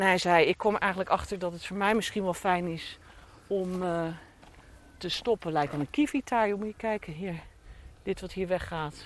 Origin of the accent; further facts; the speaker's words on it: Rotterdam, South Holland, Netherlands; accent: Rotterdams; moved away as an adult; now in Dordrecht, Netherlands; ik ben opgeborgen getogen in Schiebroek, Buitenwijk voor Rotterdam